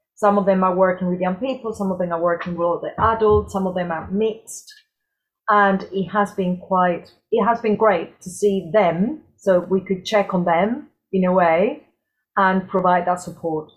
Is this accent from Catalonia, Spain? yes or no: no; Córdoba, Andalusia, Spain; moved away as an adult; now in United Kingdom; I'm originally from Cordoba, from the south of Spain.